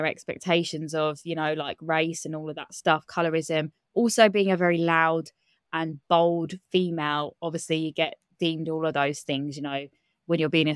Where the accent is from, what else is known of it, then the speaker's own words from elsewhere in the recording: Kent, South East England, United Kingdom; I grew up in Kent in England. I still live in Kent now